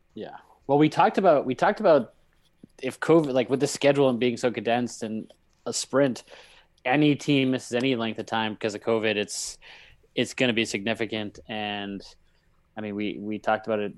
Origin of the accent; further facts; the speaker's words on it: Northeast, United States; we're from the Northeast